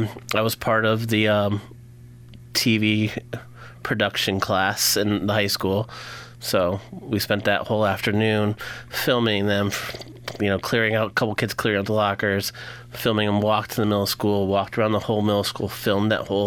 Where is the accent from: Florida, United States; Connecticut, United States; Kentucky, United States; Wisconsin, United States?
Connecticut, United States; Willimantic; been here my whole life, haven't left at all.